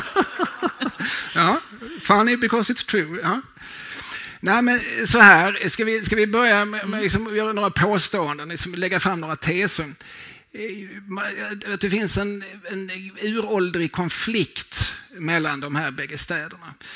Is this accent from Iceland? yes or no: no; Lund, Skåne, Sweden; also born or lived in Eslöv; now in Malmö, Sweden; Jag är född och i någon mån uppvuxen i Lund på Klostergården. Jag gick i skola i Eslöv